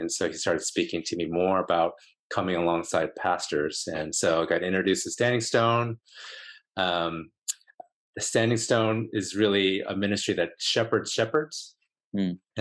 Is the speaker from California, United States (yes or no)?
yes; Los Angeles, California, United States; I grew up in a Korean church growing up, Korean church